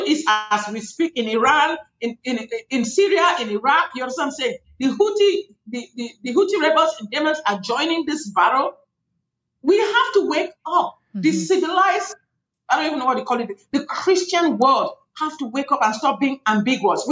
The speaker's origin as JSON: {"language": "English", "country": "Cameroon", "moved": "yes", "said": "I come from Cameroon, West Africa. That's where I am from originally"}